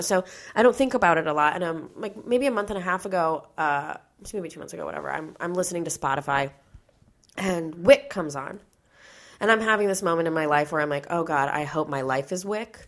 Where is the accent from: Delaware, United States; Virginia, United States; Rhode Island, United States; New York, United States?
New York, United States; I'm from New York. So like all the people, all the people I grew up with, my family, my friends